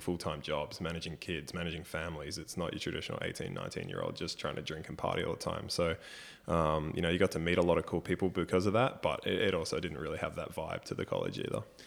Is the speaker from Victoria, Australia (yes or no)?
no; Brisbane, Queensland, Australia; I copped a lot from the family supporting Queensland growing up in Brisbane